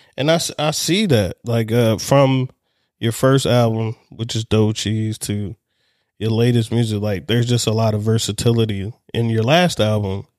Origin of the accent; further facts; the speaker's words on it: Baltimore, Maryland, United States; I'm from Baltimore